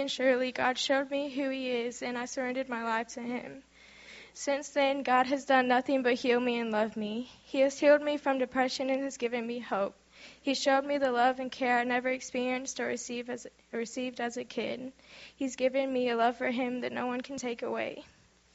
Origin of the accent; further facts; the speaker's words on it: Houston, Texas, United States; I'm 18, and I'm from Houston, Texas